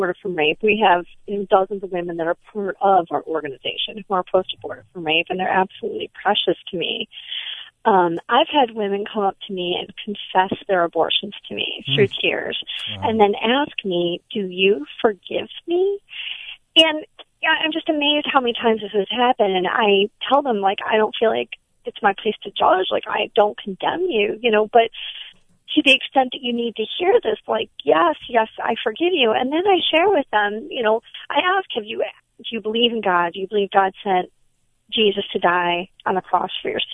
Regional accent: Michigan, United States; I'm from Michigan

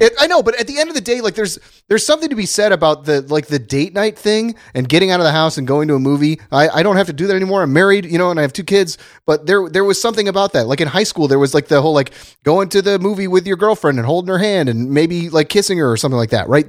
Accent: Dayton, Ohio, United States; now in Los Angeles, United States; my hometown in Dayton, Ohio

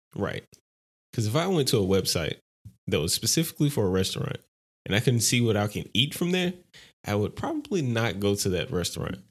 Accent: Louisiana, United States; I'm from Louisiana

